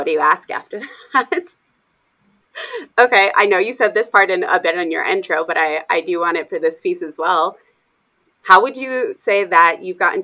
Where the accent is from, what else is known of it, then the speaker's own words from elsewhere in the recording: Arizona, Idaho, United States; moved away; also born or lived in Colorado; I grew up in Arizona, Idaho, and I've lived in Colorado